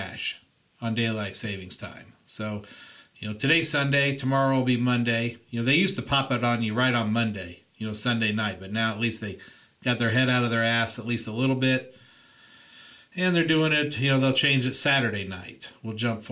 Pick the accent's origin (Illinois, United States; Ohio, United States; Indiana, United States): Indiana, United States; now in California, United States; I grew up in Indiana